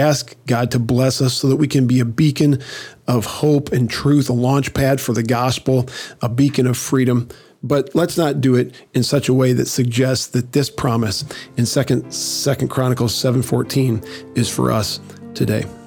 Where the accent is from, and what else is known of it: United States